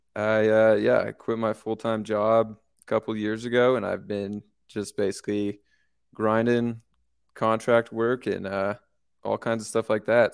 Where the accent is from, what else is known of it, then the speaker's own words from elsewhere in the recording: California, United States; moved away as an adult; also born or lived in San Luis Obispo, California; now in Denver, United States; I'm actually from California